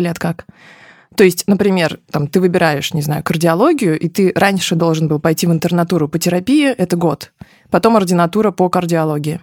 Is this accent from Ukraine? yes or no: no; Ufa, Bashkortostan, Russia; Я родилась в Уфе